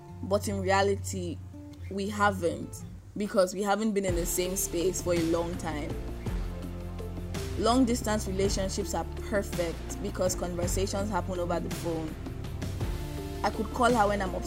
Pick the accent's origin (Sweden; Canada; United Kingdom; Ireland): Canada; moved away as an adult; now in Nigeria; I was born and bred in Canada. I have never really lived anywhere else